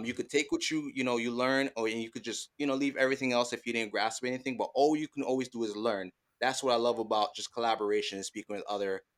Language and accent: English; Jamaica; Don't worry. You don't have to call it soccer. We are Jamaican. We call it football.